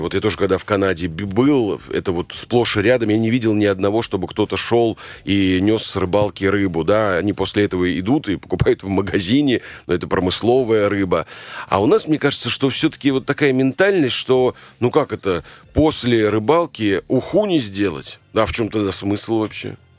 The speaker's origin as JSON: {"language": "Russian", "region": "Volga region", "country": "Russia", "tie": "born or raised there", "said": "я родился на Волге и все детство там э, прожил"}